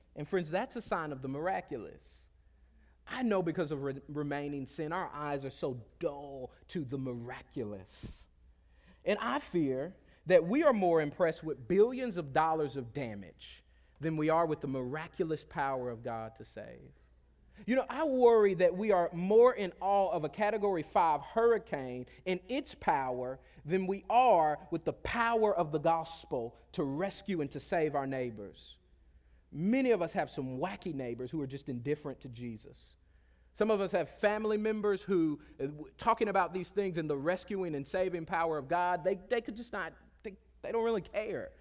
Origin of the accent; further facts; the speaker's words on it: Pensacola, Florida, United States; moved away; I grew up on the Gulf Coast of Florida in a small country town, uh, uh, uh, uh, south of Alabama called Pensacola, Florida